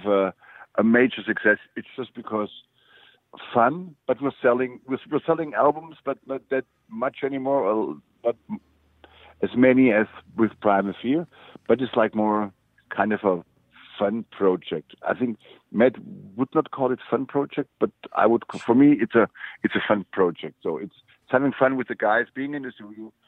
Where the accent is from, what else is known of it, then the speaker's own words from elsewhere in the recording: Germany; also born or lived in Stuttgart area; now in Stuttgart, Germany; I grew up in West